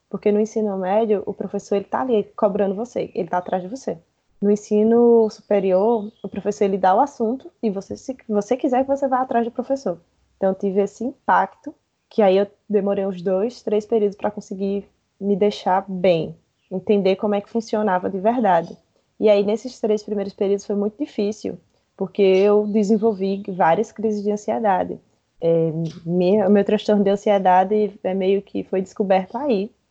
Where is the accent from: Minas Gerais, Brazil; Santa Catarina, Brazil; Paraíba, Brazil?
Paraíba, Brazil; Campina Grande; eu sou nascida e criada em Campina Grande, que é uma cidade no interior de, da Paraíba